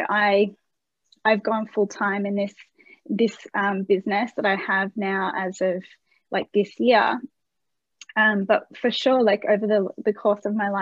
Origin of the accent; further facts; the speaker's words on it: Australia; As an Australian, we like to say voucher.